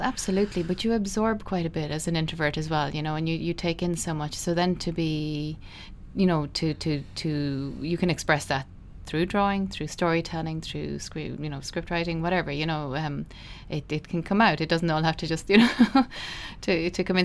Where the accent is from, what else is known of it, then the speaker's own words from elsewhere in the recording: Midleton, Munster, Ireland; I grew up in Middleton, uh, in Cork.